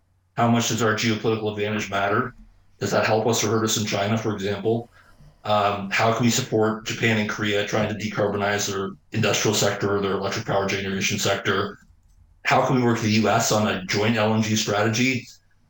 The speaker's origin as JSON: {"language": "English", "region": "Ontario", "country": "Canada", "tie": "born or raised there", "said": "I grew up in Ontario, so I'm all for the Rust Belt and the Golden Horseshoe and the auto community. Those are my people."}